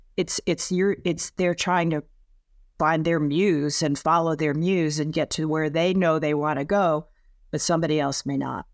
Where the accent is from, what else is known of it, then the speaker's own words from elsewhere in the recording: Connecticut, United States; also born or lived in Boston / San Francisco; now in Los Angeles, United States; I was born in Connecticut